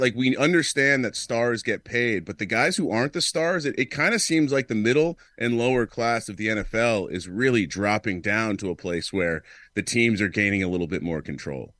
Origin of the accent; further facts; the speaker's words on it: New York, United States; growing up in New York, I was a, I was a Knicks fan